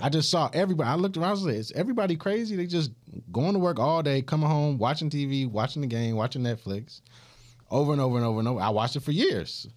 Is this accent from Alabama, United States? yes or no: no; Augusta, Georgia, United States; I'm from Augusta, Georgia.